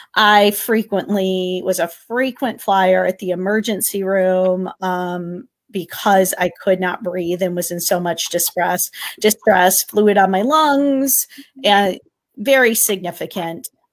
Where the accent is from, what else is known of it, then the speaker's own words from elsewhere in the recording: Connecticut, United States; I am from Connecticut